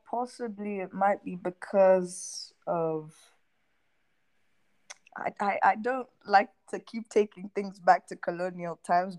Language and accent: English; Nairobi, Kenya; moved away as an adult; also born or lived in Toronto, Canada; I am from Kenya, born and raised.